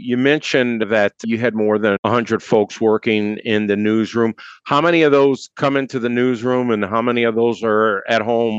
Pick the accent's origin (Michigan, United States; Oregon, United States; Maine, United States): Michigan, United States; Mount Clemens; I'm from Mount Clemens.